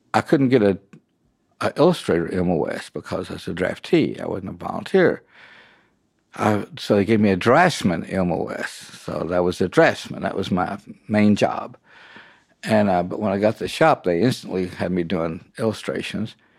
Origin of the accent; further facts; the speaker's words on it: near Fort Knox, Kentucky, United States; I'm from Kentucky and I grew up just about forty-five, fifty miles south of Fort Knox.